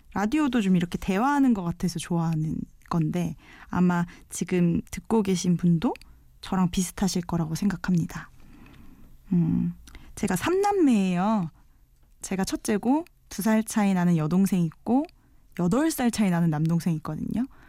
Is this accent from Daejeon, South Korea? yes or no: yes; Daejeon, South Korea; moved away as an adult; now in Seoul, South Korea; 원래 고향은 대전이에요. 어, 태어나서 대학 졸업할 때까지 계속 출장 쭉 대전에서 살았거든요. 대전 토박이에요.